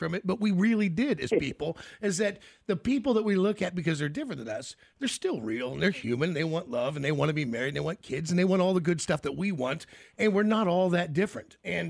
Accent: United States

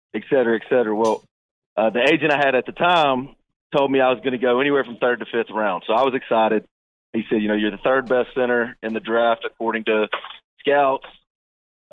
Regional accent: the South, United States; moved away; I was from the South

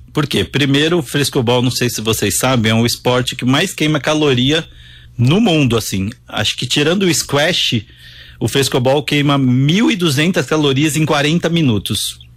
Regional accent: Santos, São Paulo, Brazil; Eu sou nascido em Santos, então sou praiano, sou do litoral

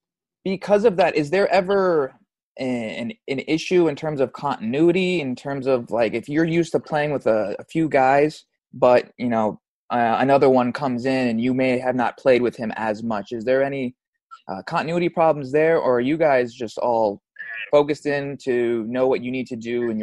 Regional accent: United States; as an American born and raised here

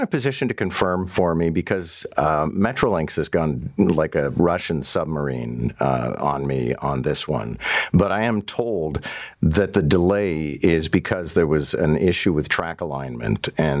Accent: Montreal, Quebec, Canada; moved away; I mean, I grew up in Montreal, but I'd come and visit my grandmother

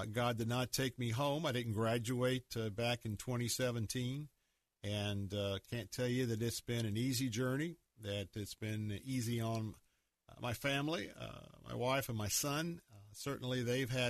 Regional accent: the South, United States; accent: Southern; now in Tampa, United States; I'm certainly Southerner

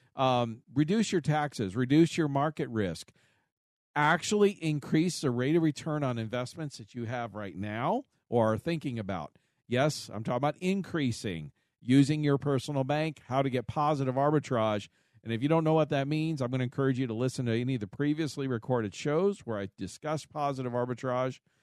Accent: United States; I was born here in the United States, first generation

